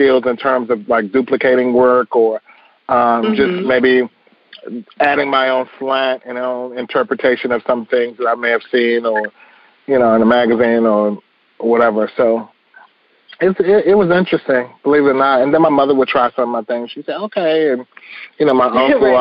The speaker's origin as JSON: {"language": "English", "town": "Washington", "region": "District of Columbia", "country": "United States", "tie": "born or raised there", "said": "I was a young kid growing up in the Northeast Corridor of D.C."}